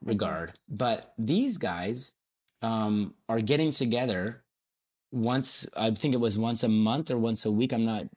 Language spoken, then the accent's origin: English; Hamilton, Ontario, Canada; born and raised in Hamilton.